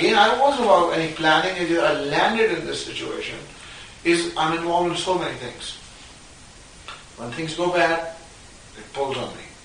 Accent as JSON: {"language": "English", "country": "Pakistan", "tie": "born or raised there", "moved": "as an adult", "lives_now": "United States", "said": "I grew up in Pakistan until I was, 19, I came here when I was 19"}